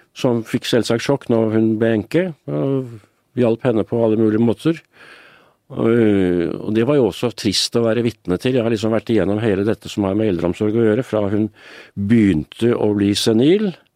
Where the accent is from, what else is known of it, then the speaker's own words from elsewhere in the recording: Oslo, Norway; Da jeg vokste opp i Røa, vi bodde i en liten leilighet med to soverom